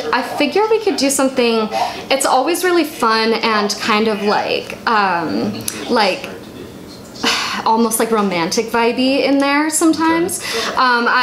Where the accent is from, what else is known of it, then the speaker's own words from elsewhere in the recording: Anaheim, California, United States; moved away; My family lives out there, over in Anaheim. That's where I was born